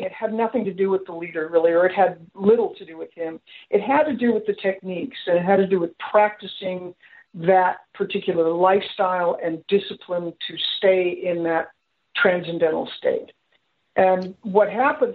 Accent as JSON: {"language": "English", "town": "Los Angeles", "region": "California", "country": "United States", "tie": "born or raised there", "said": "my life growing up in Los Angeles in the 50s, 60s, 70s"}